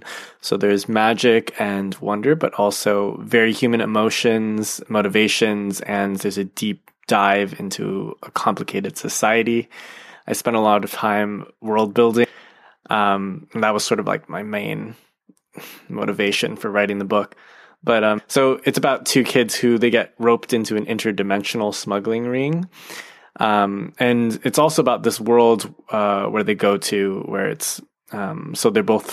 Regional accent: United States; I am an American, so like the culture I grew up with is very much connected

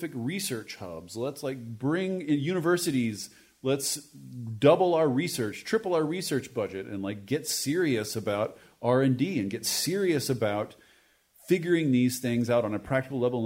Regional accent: Washington, United States; my home state of Washington

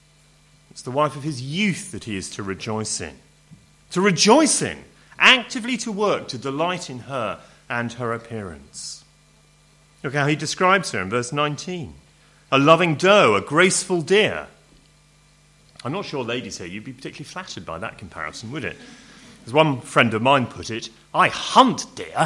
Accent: Home Counties, South East England, United Kingdom; I'm home counties English, you know, middle class public school, very uptight kind of family

